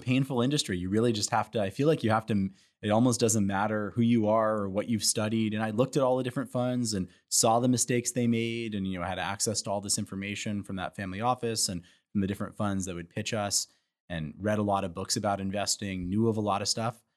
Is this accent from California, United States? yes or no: yes; Santa Monica, California, United States; moved away; also born or lived in Chicago; I'm from Santa Monica originally, Santa Monica, California